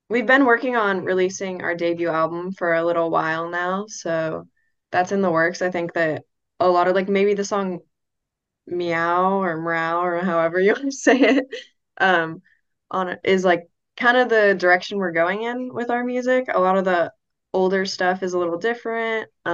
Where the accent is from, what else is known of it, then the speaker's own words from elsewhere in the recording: San Diego, California, United States; We're from North County, San Diego